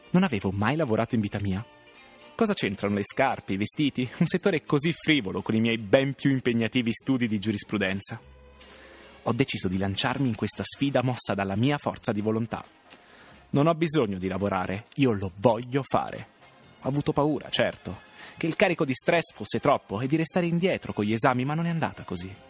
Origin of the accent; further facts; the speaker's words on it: Merano, Trentino-Alto Adige, Italy; born there; Sono nata a Merano.